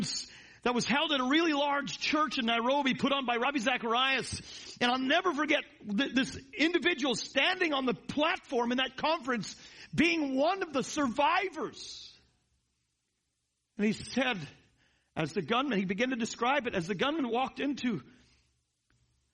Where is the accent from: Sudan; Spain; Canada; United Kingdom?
Canada; now in United States; I'm Canadian by birth